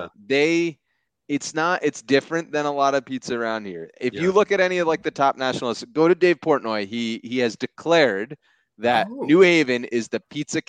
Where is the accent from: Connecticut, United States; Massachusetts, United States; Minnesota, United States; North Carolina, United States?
Connecticut, United States; New Haven County; I'm from New Haven County